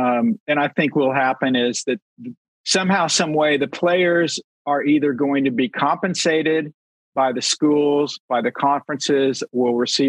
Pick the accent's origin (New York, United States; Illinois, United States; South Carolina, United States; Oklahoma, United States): Oklahoma, United States; I'm from Oklahoma